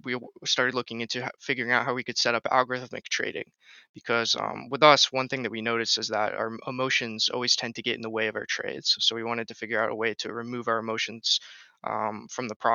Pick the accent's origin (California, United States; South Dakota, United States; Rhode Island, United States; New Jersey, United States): Rhode Island, United States; I'm from Rhode Island on the East Coast of the United States